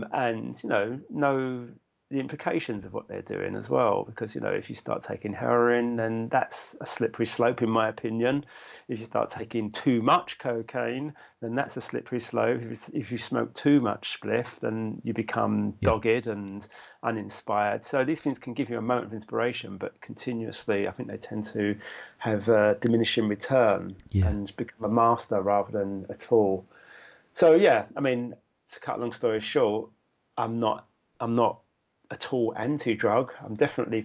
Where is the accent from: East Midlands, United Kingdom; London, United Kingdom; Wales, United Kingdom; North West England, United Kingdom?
London, United Kingdom; I grew up in London